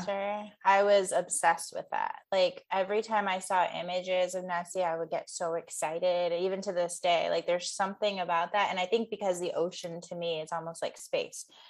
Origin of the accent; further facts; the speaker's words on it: Midwest, United States; now in Northern California, United States; I grew up in the Midwest.